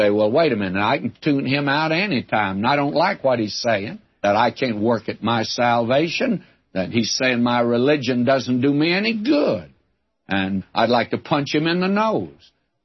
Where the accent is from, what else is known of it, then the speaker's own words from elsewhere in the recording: the South, United States; I was brought up in the South